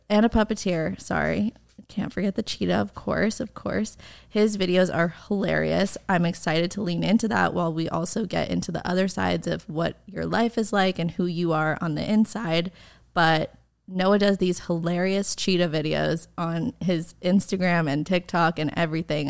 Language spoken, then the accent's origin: English; suburbs of New York, United States; now in Los Angeles, United States; I'm from New York, but I grew up in like the suburbs of New York